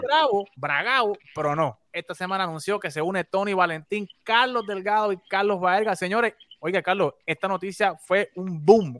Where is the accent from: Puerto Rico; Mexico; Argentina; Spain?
Puerto Rico; nosotros en, la, isla